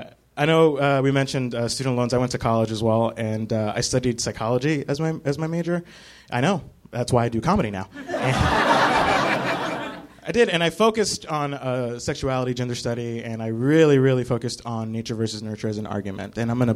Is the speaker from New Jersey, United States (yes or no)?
yes; Newark, New Jersey, United States; now in New York City, United States; I grew up in Newark, New Jersey, which is my hometown.